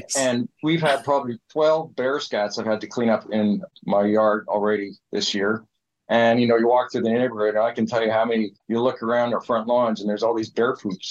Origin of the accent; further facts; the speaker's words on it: Calgary, Alberta, Canada; now in Prince George, Canada; I grew up in Calgary